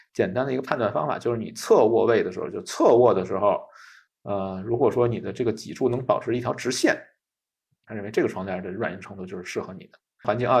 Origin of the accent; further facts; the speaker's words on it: China; 我们中国人的习惯